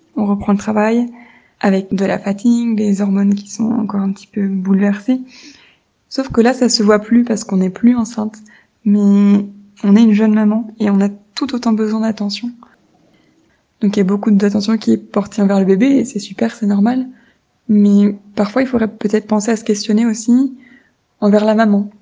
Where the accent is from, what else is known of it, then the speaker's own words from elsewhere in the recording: France; j'ai 28 ans et je suis française.